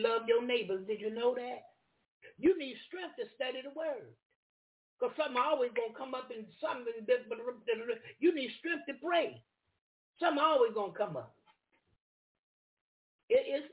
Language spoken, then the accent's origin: English; the South, United States; I'm from the South.